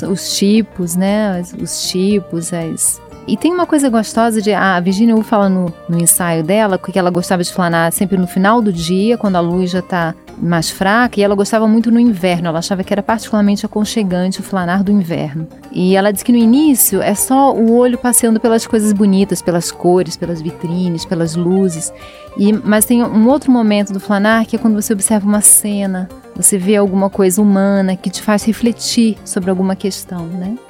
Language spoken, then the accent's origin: Portuguese; Rio de Janeiro, Brazil; Eu que sou do Rio, eu flanei muito pelo Rio, principalmente pelo centro. Então era, eu estava na, na, minha cidade